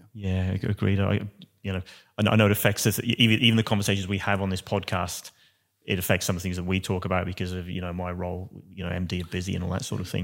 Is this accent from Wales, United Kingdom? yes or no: yes; Wales, United Kingdom; now in Australia; being a Welshman